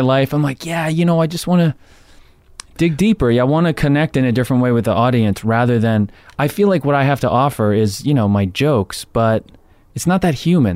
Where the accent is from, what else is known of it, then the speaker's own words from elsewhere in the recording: Jersey Shore, New Jersey, United States; I'm from Jersey Shore